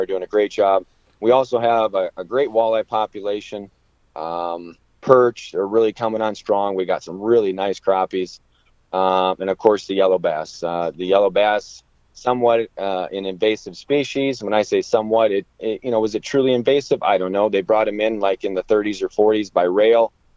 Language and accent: English; Iowa, United States; also born or lived in Blue Earth, Minnesota; I'm from Iowa